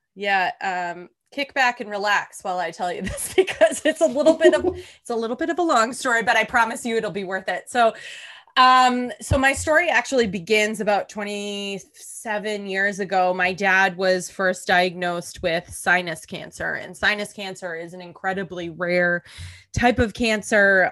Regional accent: Boston, Massachusetts, United States; moved away; also born or lived in New York City; I'm originally from the Boston area

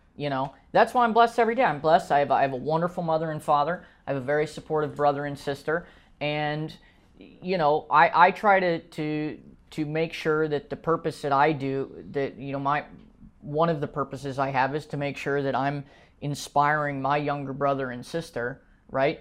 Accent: United States; as an American

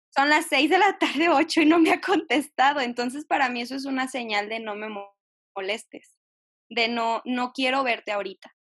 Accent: Jalisco, Mexico; soy de Jalisco

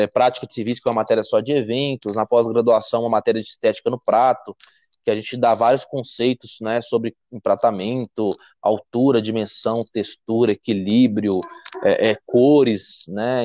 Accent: Belo Horizonte, Minas Gerais, Brazil; sou mineiro de Belo Horizonte

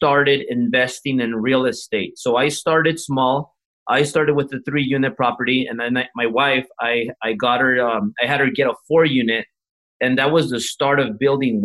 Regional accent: Los Angeles, California, United States; first language Spanish; English is a second language; My first language was Spanish, and I grew up in Echo Park

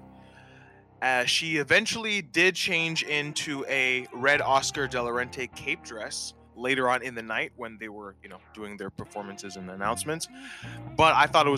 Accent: Canada; I'm Canadian

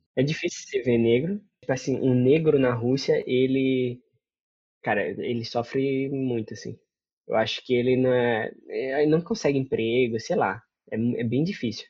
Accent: Paraíba, Brazil; moved away as an adult; also born or lived in São Paulo / Moscow / Africa; Eu saí da Paraíba para São Paulo

